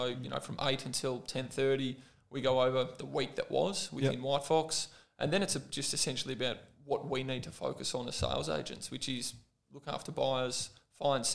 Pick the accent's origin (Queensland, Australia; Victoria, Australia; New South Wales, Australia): Victoria, Australia; Sorrento; I grew up on the Mornington Peninsula, so in Blegowry, Sorrento